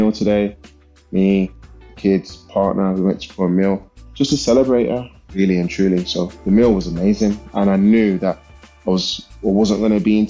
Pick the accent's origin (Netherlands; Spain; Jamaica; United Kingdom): United Kingdom; Birmingham, West Midlands; when I was a little boy growing up in Perry Bar in Birmingham.